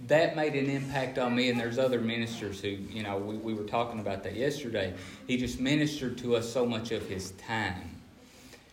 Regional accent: Appalachia, United States; I'm from Appalachia where poverty is the norm.

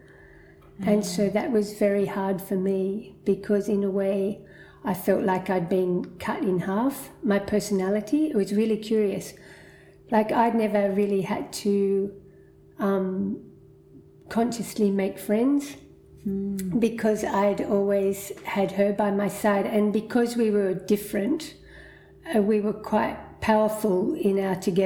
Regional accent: Muswellbrook, New South Wales, Australia; also born or lived in Hunter Valley / Sydney; the town of Musselbrook, and that's where we grew up till the age of 10

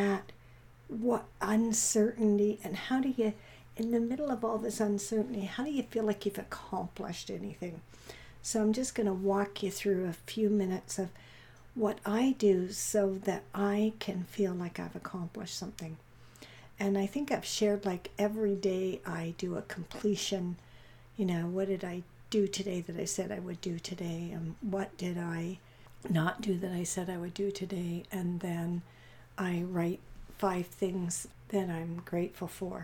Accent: Vancouver, British Columbia, Canada; we're from Vancouver, I am anyways

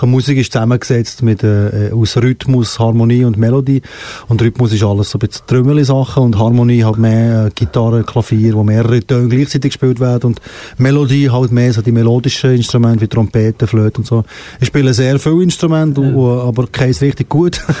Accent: Fribourg, Switzerland; ich komme aus Fribourg, ich eh, bin aus Fribourg, ich bin zweisprachig

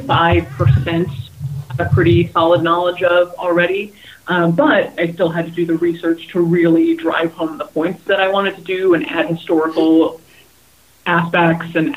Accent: Hawaii, United States; now in California, United States; I grew up in Hawaii, and I've spent my whole career in California.

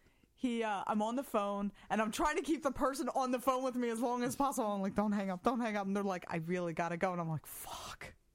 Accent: Ireland; as an Irish woman

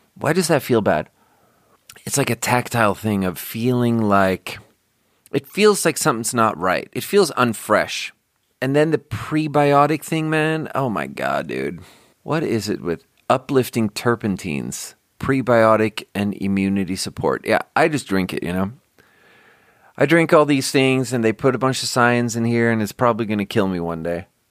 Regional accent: Sweden; born or raised there; now in United States

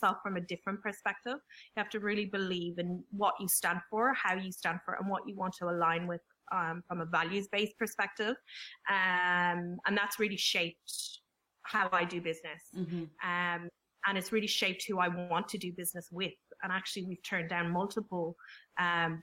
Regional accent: Ireland; I'm the youngest of five, so you know that I'm Irish as well

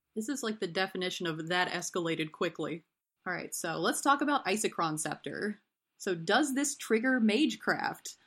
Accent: East Tennessee, United States; now in Tampa, United States; I grew up in East Tennessee. I currently live in Tampa, Florida

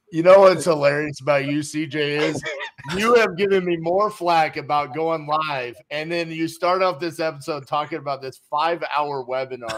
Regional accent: Fort Worth, Texas, United States; a country club in my hometown, East Fort Worth

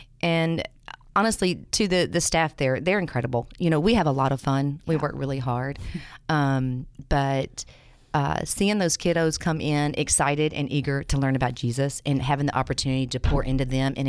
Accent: Nashville, Tennessee, United States; moved away as an adult; now in Memphis, United States; So I'm from Nashville.

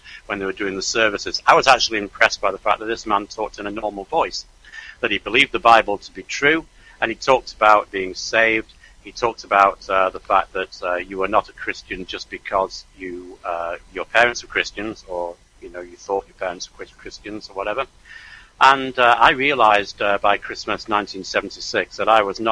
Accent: Manchester, North West England, United Kingdom; moved away as an adult; also born or lived in South Wales; I'm English. I was born in Manchester in the north of England.

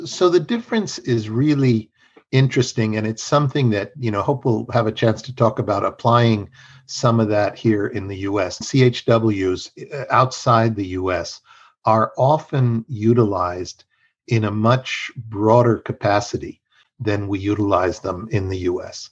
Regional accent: Mexico; now in United States; I am bilingual and bicultural. I was raised in Mexico

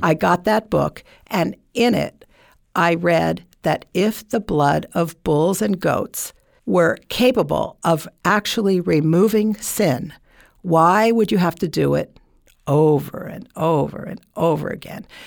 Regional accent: Burlington, Vermont, United States; moved away; I'm from Vermont, Burlington, Vermont

